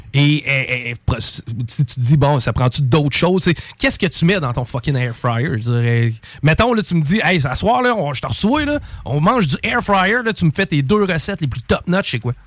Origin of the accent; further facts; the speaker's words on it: Quebec, Canada; en tant que Québécois